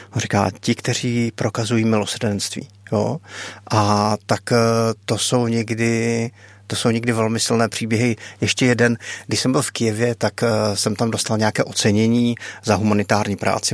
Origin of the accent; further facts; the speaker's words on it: Czechia; jsem humanitární pracovník z Česka